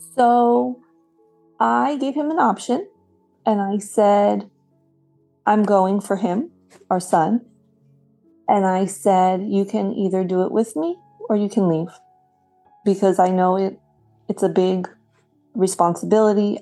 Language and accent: English; New Jersey, United States; I grew up in Central Jersey